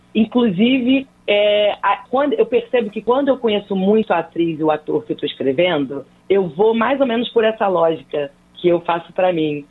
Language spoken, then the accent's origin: Portuguese; Nova Iguaçu, Rio de Janeiro, Brazil; Eu sou de Nova Iguaçu, que é a Baixada Fluminense do Rio de Janeiro